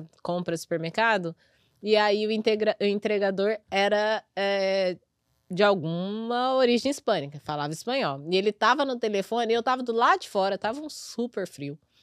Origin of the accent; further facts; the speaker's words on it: Brazil; now in New York, United States; eu sou brasileira.